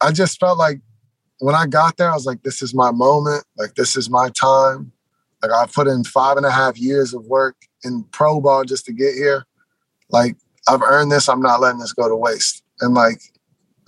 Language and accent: English; Seattle, Washington, United States; obviously I'm from Seattle. Everything I've ever like done growing up loving has been Seattle.